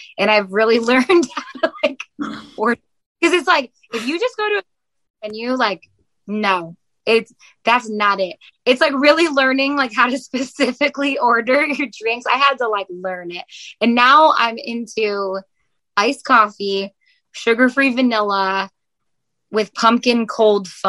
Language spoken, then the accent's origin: English; Buffalo, New York, United States; now in Nashville, United States; my hometown, like Buffalo